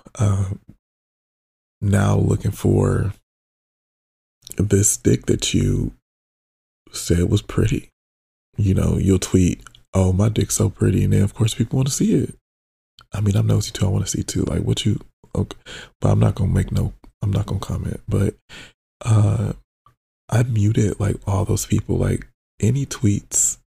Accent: Detroit, Michigan, United States; now in Los Angeles, United States; It was really nice to be around somebody from like my hometown

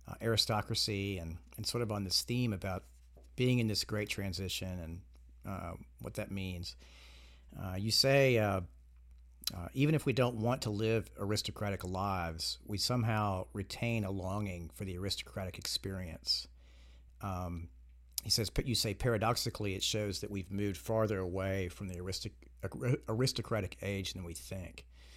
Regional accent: Georgia, United States; I grew up in Georgia in the South, and my grandfather used to tell me when I was a kid that that I was a member of Southern aristocracy.

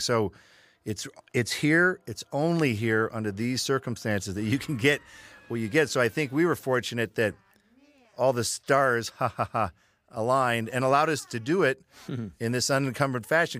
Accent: Michigan, United States; We're all from Michigan.

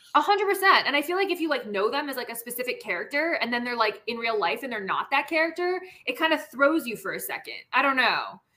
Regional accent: Washington, District of Columbia, United States; moved away as an adult; also born or lived in Los Angeles; now in Seattle, United States; i grew up there i was born and raised there uh, my parents still live there

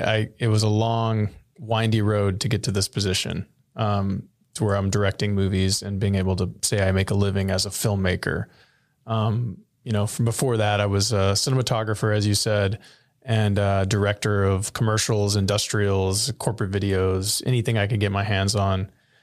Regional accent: Rio Grande Valley, Texas, United States; moved away as an adult; now in Austin, United States; I'm from the Rio Grande Valley, which is a big part of my identity.

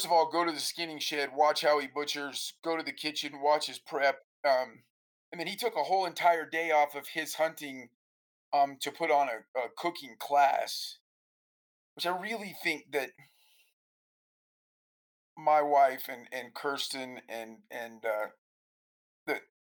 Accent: United States; we as American hunters

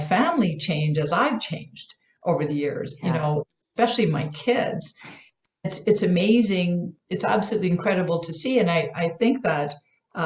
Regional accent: Canada; also born or lived in Vancouver Island; I'm Canadian

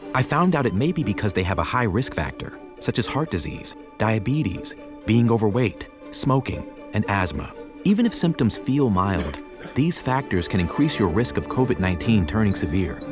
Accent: New York, United States; I grew up in New York

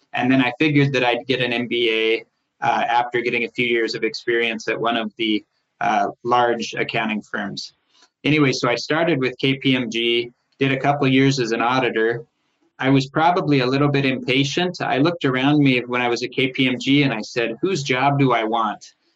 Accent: Portland, Oregon, United States; moved away as an adult; also born or lived in Los Angeles / Solvang, California; I was raised in Portland

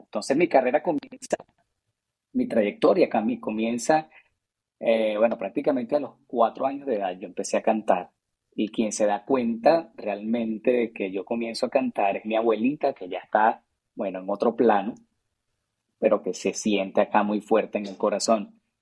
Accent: Caracas, Capital District, Venezuela; moved away; also born or lived in Mexico; yo nací en Caracas, Venezuela

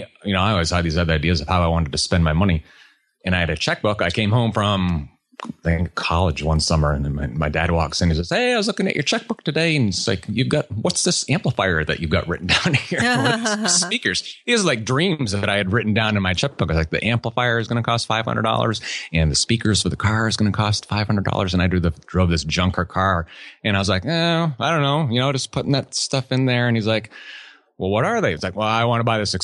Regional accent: New England, United States; moved away as an adult; also born or lived in Georgia; now in Texas, United States; I grew up in New England, small country town

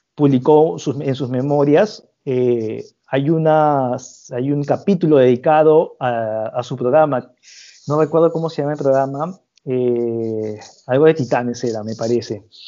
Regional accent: Peru

